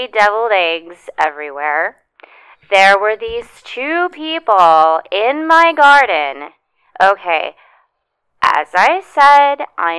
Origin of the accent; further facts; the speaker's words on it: Virginia, United States; I'm from Virginia.